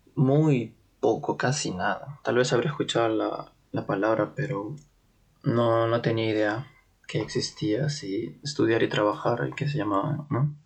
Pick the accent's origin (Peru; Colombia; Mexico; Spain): Peru; Lima; moved away as an adult; now in Munich, Germany; yo soy de Perú, de Lima, de la capital, de un distrito llamado Comas